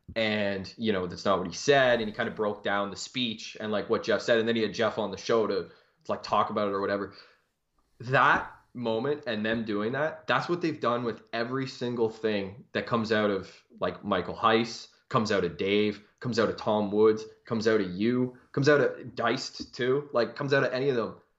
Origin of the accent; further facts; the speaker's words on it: Canada; I am a Canadian